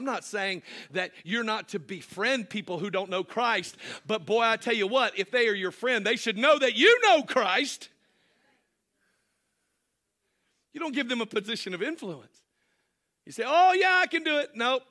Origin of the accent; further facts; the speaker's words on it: Ireland; No, I'm Irish. We're all drunks.